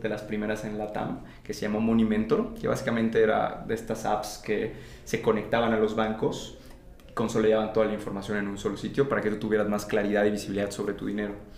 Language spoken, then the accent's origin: Spanish; Campeche, Mexico; yo vengo de Campeche, una ciudad en el sureste mexicano